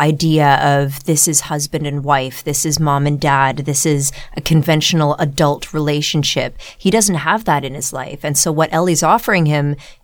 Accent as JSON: {"language": "English", "town": "Ottawa", "region": "Ontario", "country": "Canada", "tie": "born or raised there", "said": "growing up in Ottawa, our field trips would often be to the Rideau Canal in Ottawa"}